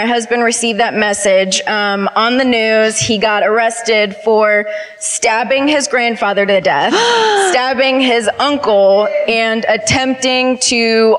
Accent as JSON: {"language": "English", "town": "Madison", "region": "Wisconsin", "country": "United States", "moved": "yes", "lives_now": "Concord, United States", "said": "I'm from Madison, Wisconsin, but I live in Concord, North Carolina."}